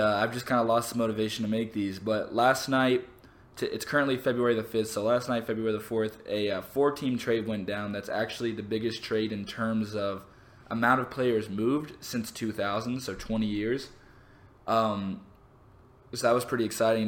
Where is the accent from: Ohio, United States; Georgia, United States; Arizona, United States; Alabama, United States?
Georgia, United States; Atlanta; I'm from Atlanta